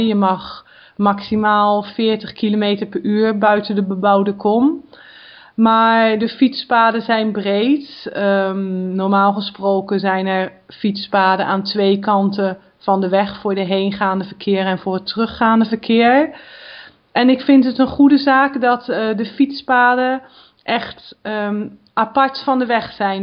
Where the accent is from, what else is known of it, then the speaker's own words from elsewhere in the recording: Netherlands; now in France; ik zelf ben natuurlijk geboren en getogen in Nederland